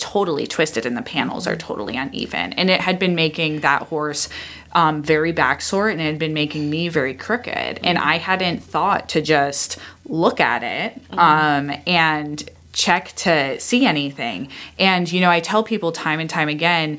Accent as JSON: {"language": "English", "region": "Iowa", "country": "United States", "tie": "born or raised there", "moved": "yes", "said": "when I was growing up in Iowa"}